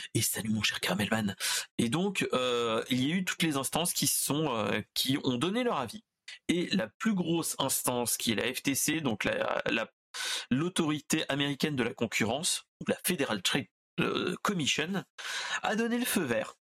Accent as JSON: {"language": "French", "town": "Orléans", "region": "Centre-Val de Loire", "country": "France", "said": "Orléanais de base"}